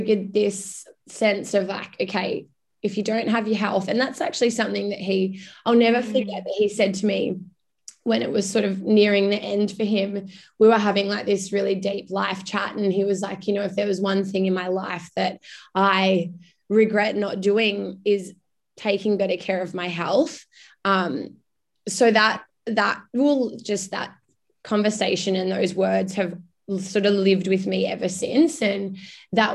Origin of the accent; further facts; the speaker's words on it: Darwin, Northern Territory, Australia; moved away as an adult; also born or lived in United Kingdom; now in Melbourne, Australia; My hometown, which you touched on earlier, Belle, is Darwin. So I grew up in the Northern Territory, which is still very much home to me